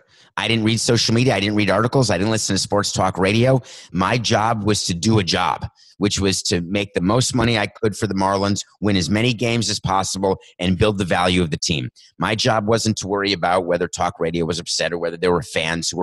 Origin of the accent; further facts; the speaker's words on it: New York, United States; It's only 1980s when I was growing up in New York